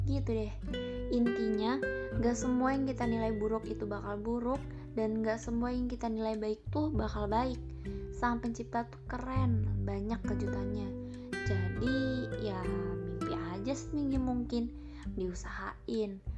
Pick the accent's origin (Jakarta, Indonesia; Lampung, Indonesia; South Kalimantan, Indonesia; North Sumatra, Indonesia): Lampung, Indonesia; Bandar Lampung; born there; lahir di Bandar Lampung 15 November 2002.